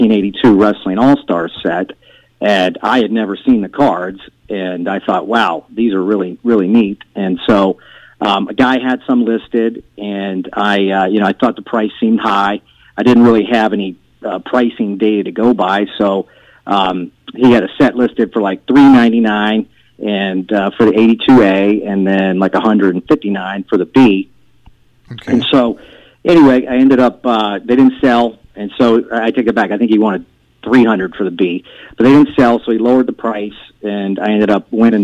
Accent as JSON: {"language": "English", "town": "Orlando", "region": "Florida", "country": "United States", "said": "I'm from Orlando, Florida"}